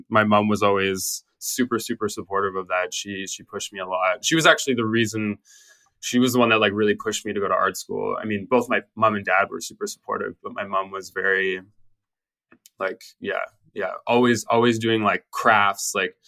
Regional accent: British Columbia, Canada; moved away as an adult; I took a year off from high school, and then I went to North Island College in my hometown, and I started my art program there.

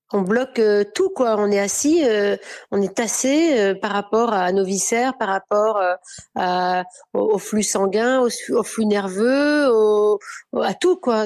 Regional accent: Orléans, Centre-Val de Loire, France; moved away; also born or lived in Paris / south of France; j'ai quand même grandi à Orléans

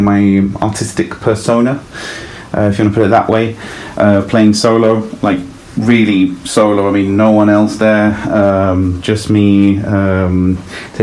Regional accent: London, United Kingdom; born or raised there; also born or lived in Italy

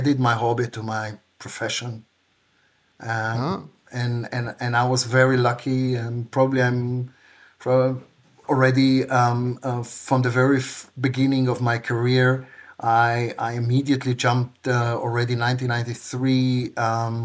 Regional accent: Tel Aviv, Tel Aviv District, Israel; moved away as an adult; now in Regensburg, Germany; I grew up in Tel Aviv

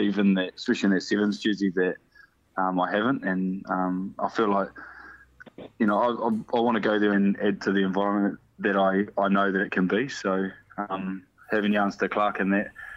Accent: Manawatū-Whanganui, New Zealand; also born or lived in Taranaki; I'm from Tami, went to school here. You know, this is where my rugby started.

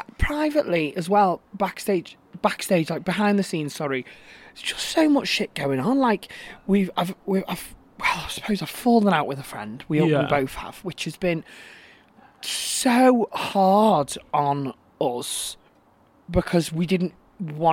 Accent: Manchester, North West England, United Kingdom; born or raised there

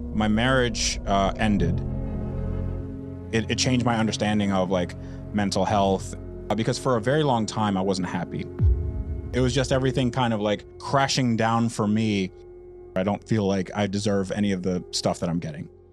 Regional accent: United States; born or raised there; also born or lived in Russia

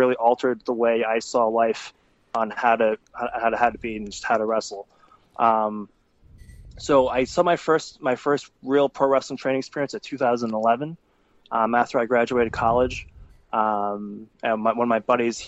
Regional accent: New York, United States; I was born in New York.

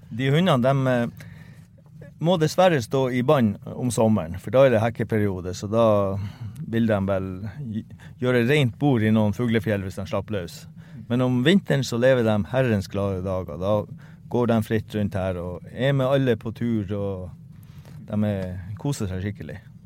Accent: Hammerfest, Finnmark, Norway; jeg er opprinnelig fra Hammerfest

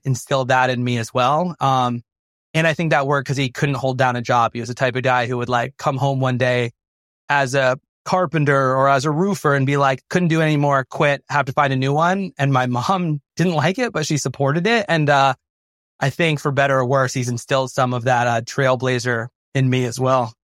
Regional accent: Vermont, United States; moved away as an adult; also born or lived in upstate New York / Chicago; I'm from Vermont originally

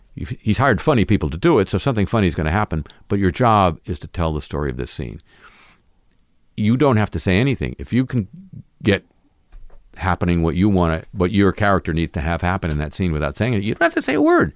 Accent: Southern California, United States; growing up in Southern California

